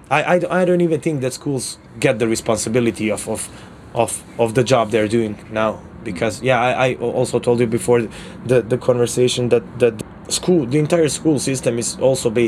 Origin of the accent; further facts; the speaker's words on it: Mostar, Federation of Bosnia and Herzegovina, Bosnia & Herzegovina; now in Sarajevo, Bosnia and Herzegovina; I'm a journalist from Mostar, current, currently living in Sarajevo.